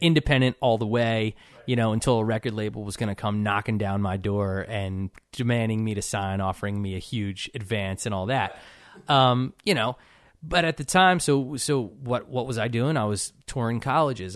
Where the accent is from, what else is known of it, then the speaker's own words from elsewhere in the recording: Cherry Hill, New Jersey, United States; now in Nashville, United States; I grew up in, uh, Cherry Hill, New Jersey